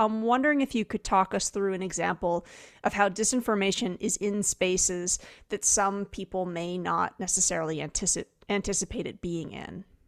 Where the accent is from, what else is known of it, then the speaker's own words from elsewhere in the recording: New Jersey, United States; I'm from New Jersey